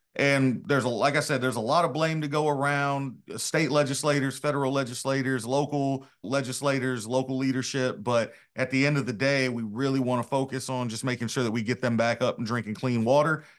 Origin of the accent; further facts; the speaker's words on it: Arkansas, United States; what makes us all Arkansans